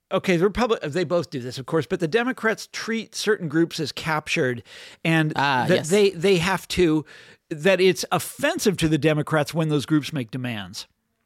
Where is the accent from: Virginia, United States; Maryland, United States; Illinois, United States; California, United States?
Illinois, United States; Chicago; So then comes this silver-tongued orator from Illinois, Barack Obama, who I was from Chicago.